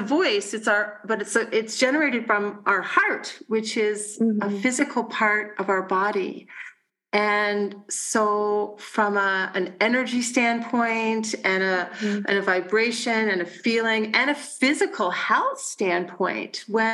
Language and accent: English; Burlington, Ontario, Canada; moved away; also born or lived in western Canada; Burlington, which is my hometown and my family's hometown